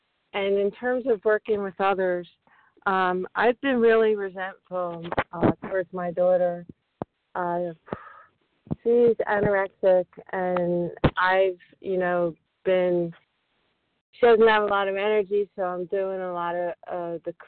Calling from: Flourtown, Pennsylvania, United States; I'm calling from Flowertown, Pennsylvania, right outside of Philadelphia.

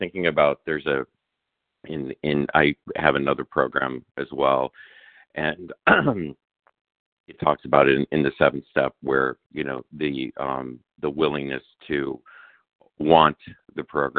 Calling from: Chicago, Illinois, United States; and I'm calling from Chicago.

